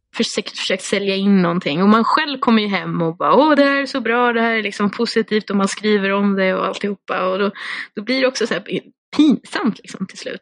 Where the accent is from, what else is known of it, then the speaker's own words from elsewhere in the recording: Skogås, Stockholm County, Sweden; jag är ju uppvuxen i Skogås som är 20 minuter från, från Stockholm